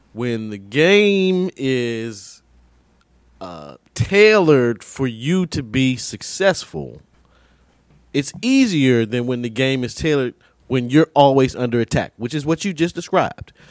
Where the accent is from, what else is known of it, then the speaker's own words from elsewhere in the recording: United States; we're American